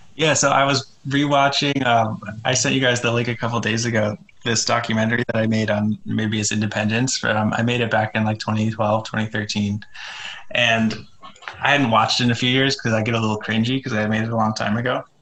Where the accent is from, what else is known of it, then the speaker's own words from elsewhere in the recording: United States; what I'm most familiar with growing up here.